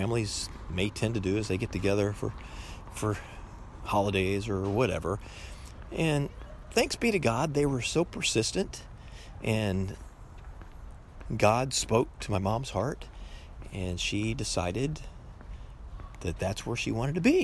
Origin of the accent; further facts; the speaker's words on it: St. Louis, Missouri, United States; I grew up in St. Louis, Missouri